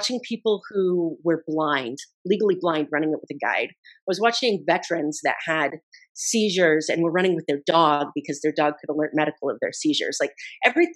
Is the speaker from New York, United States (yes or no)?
no; Idaho, United States; I grew up in Idaho